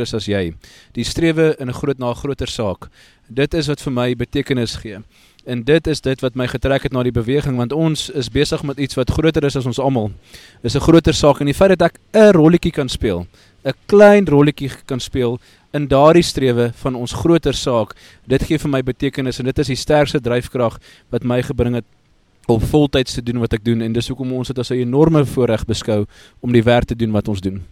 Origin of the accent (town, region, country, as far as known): South Africa